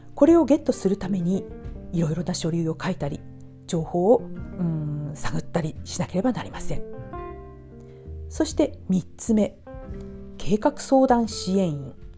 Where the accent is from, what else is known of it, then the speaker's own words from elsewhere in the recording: Japan; もう私日本人なのに日本語わからないわ